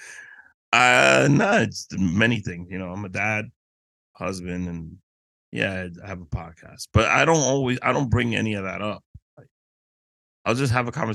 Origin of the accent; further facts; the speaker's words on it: New York City, New York, United States; also born or lived in Dominican Republic / Queens, New York; I was born in Harlem, raised in Washington Heights.